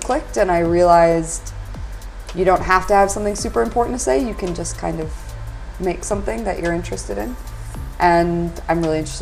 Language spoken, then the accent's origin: English; Illinois, United States; moved away as an adult; now in Glasgow, United Kingdom; I'm from Illinois, and I'd taken part in Chicago Zine Fest. And when I moved over here